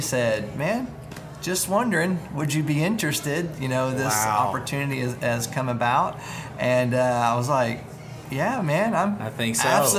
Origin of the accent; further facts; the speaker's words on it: Fort Smith, Arkansas, United States; now in Fort Worth, United States; I'm from Fort Smith